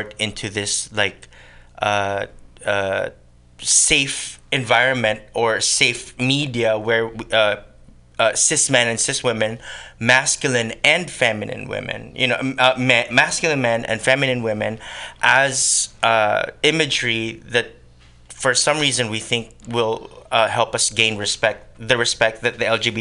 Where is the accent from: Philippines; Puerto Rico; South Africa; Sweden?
Philippines; accent: Tagalog accent; English is a second language; moved away as an adult; now in San Francisco Bay Area, United States; I was born and raised in the Philippines. And I moved here in 2003